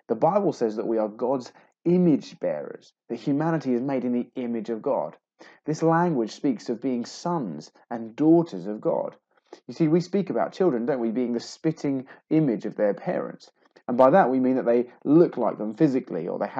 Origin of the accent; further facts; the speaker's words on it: England, United Kingdom; I'm a man, I'm English, I'm 38